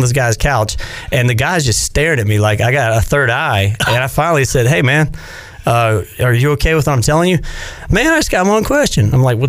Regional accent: North Carolina, United States; I couldn't believe we just beat NC State in basketball. Because growing up on Tobacco Road, that was a dream.

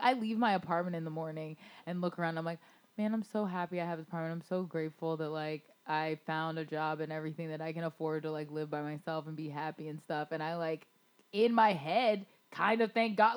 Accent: Florida, United States; also born or lived in Baltimore; growing up in Florida

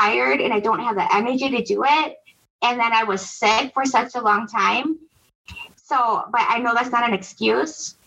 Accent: Milwaukee, Wisconsin, United States; I'm from Wisconsin, Milwaukee, Wisconsin

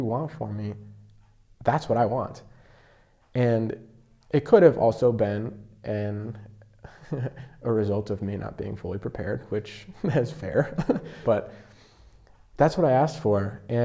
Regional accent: Rapid City, South Dakota, United States; moved away; I'm from Rapid City. Home parish was Blessed Sacrament, but now I'm a senior at Creighton.

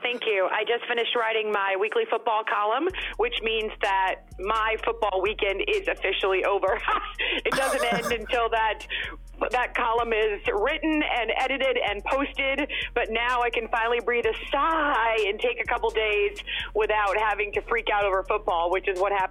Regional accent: Concord, New Hampshire, United States; moved away; I actually grew up in Concord, New Hampshire

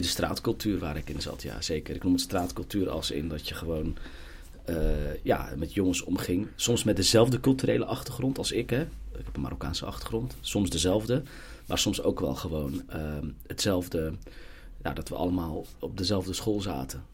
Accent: Gouda, South Holland, Netherlands; ik ben geboren en getogen in Gouda.

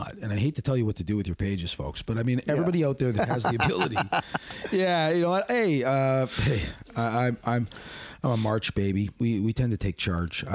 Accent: Hamilton, Ontario, Canada; he comes from my hometown

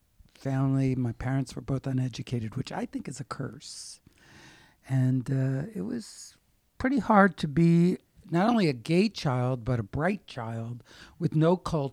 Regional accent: Wilkes-Barre, Pennsylvania, United States; Wilkes-Barre, Pennsylvania, which is named after John Wilkes and Isaac Barre, but the natives call it Wilkes-Barre. And everybody has a very hard accent, like talk, walk, daughter, look, roof.

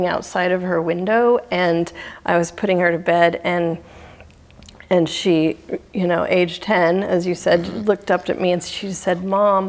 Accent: Oregon coast, United States; I grew up on the Oregon coast

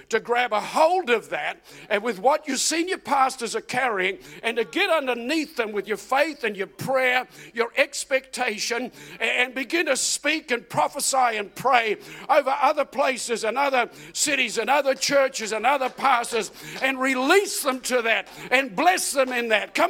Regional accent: New Zealand; moved away as an adult; also born or lived in Auckland, New Zealand / Adelaide, Australia / Melbourne, Australia; now in Australia; I left New Zealand. I'm a Kiwi. I pastored in Auckland, moved to initially Adelaide and then Melbourne in 1988 into Adelaide

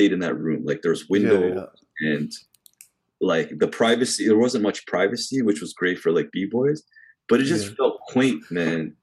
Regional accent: Canada; we're from Canada

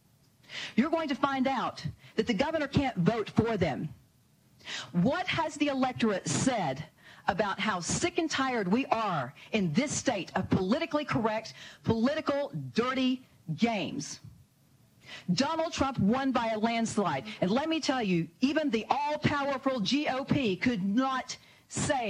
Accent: Arkansas, United States; my home state of Arkansas

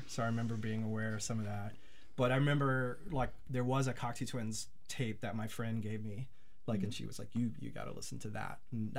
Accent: St. Louis, Missouri, United States; now in Milwaukee, United States; I grew up in St. Louis.

